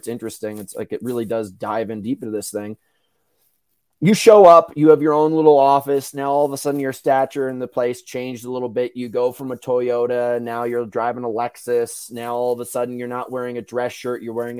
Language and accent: English; New York, United States; Yeah, dude, New York. I'm from New York. I love New York